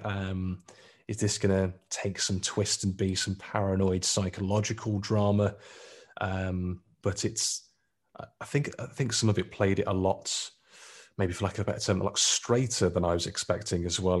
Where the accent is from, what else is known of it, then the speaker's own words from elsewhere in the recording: Lichfield, West Midlands, United Kingdom; where I grew up in Litchfield